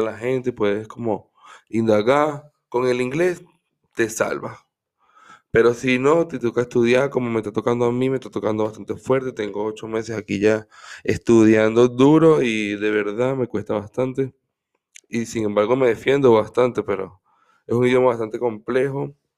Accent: Caracas, Capital District, Venezuela; moved away as an adult; also born or lived in Cagua, Aragua, Venezuela; now in Germany; Soy una persona que, vivió bastante tiempo en Caracas. Nació en Caracas. También viví en un, un pueblito que se llama Cagua.

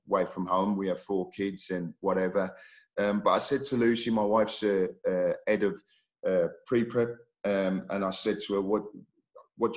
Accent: Oldbury, West Midlands, United Kingdom; moved away as an adult; I was born in Albury, West Midlands. My parents are from Jamaica

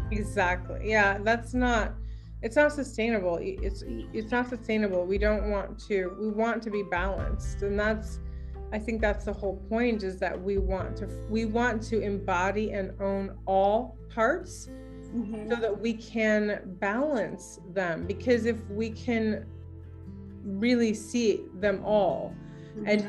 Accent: Ashland, Oregon, United States; I'm from Ashland

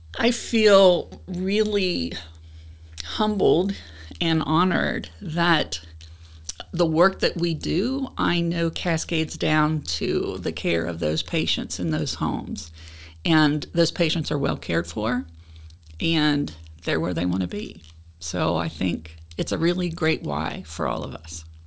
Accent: Cincinnati, Ohio, United States; I'm from Cincinnati.

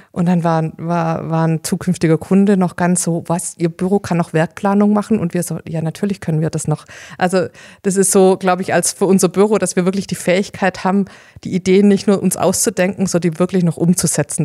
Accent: Hohenlohe, Baden-Württemberg, Germany; Hohenlohe, meine Heimat, ist so eine verborgene, versteckte Schönheit

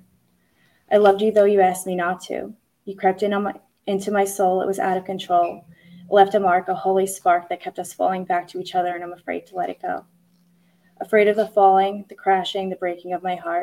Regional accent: Long Island, New York, United States; I am from Long Island.

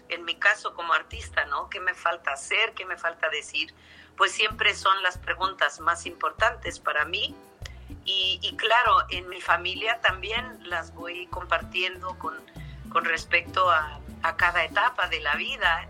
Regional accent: Mexico; es nuestro país, es nuestro país

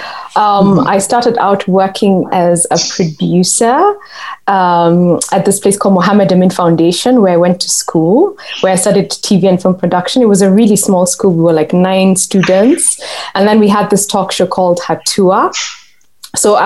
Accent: Kenya; us as Kenyans

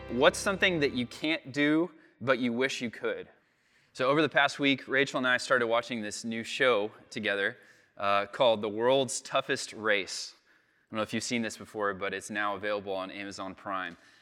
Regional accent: United States; I'm an American

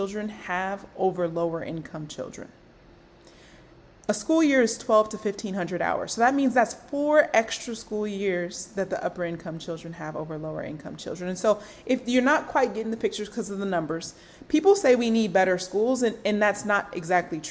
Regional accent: Los Angeles, California, United States; I grew up in Los Angeles, California.

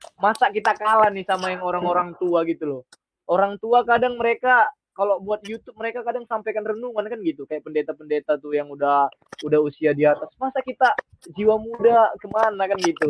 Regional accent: Medan, North Sumatra, Indonesia; also born or lived in Mojokerto; Saya asli Medan

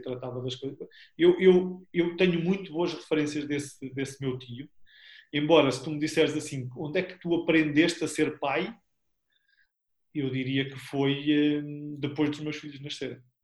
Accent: Albergaria-a-Velha, Aveiro District, Portugal; also born or lived in Porto; viemos ambos para, para a Albergaria, de onde eu sou nasci cá

